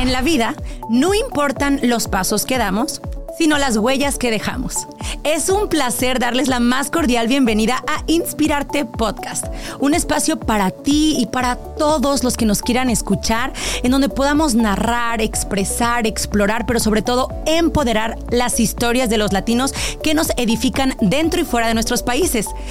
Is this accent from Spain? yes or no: yes; Madrid, Community of Madrid, Spain; moved away; Yo nací en Madrid, eh, nací en, la capital, soy madrileña